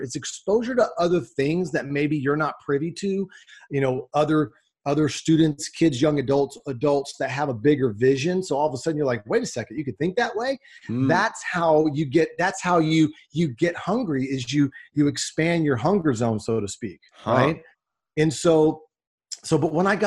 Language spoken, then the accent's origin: English; Dallas, Texas, United States; I grew up in the Dallas, Texas area